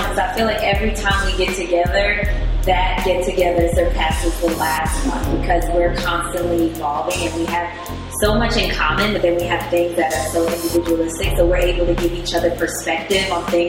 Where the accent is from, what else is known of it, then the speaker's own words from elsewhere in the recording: New York City, New York, United States; I am from the Boogie Down Bronx.